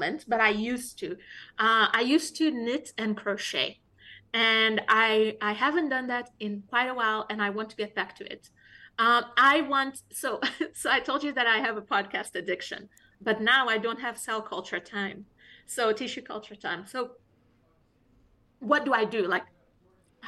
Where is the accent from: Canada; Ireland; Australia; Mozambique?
Mozambique; moved away as an adult; now in United States; I'm not from South Africa, the country. I'm from Mozambique